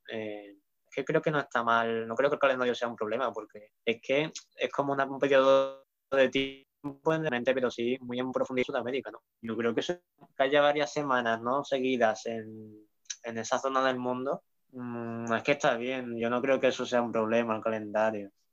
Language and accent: Spanish; Seville, Andalusia, Spain; yo soy de Sevilla, ¿vale? Y aquí en Sevilla